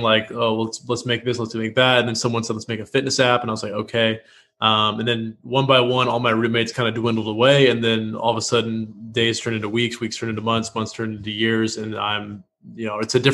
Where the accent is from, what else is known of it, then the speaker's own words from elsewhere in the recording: Washington, United States; moved away as an adult; also born or lived in Los Angeles / Oklahoma City; now in Austin, United States; I'm from Washington State.